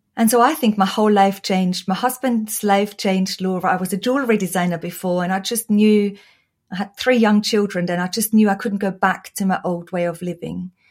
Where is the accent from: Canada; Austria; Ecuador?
Austria; English is a second language; moved away; Oh, you might hear from my accent. I was born and raised in Austria